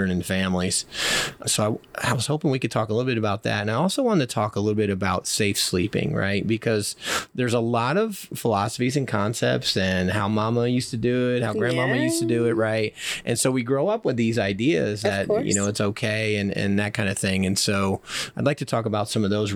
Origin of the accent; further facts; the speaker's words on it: the North, United States; now in Alabama, United States; I'm from the North